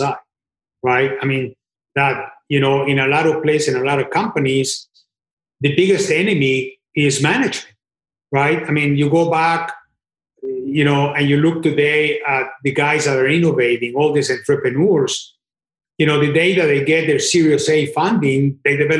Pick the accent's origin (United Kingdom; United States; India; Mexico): Mexico; moved away as an adult; I was born in Mexico and I worked in Japan and in Brazil and everywhere else.